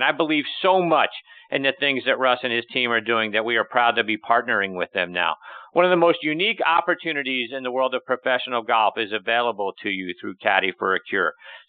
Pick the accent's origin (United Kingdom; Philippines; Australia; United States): United States; Pittsburgh, Pennsylvania; my hometown of Pittsburgh, Pennsylvania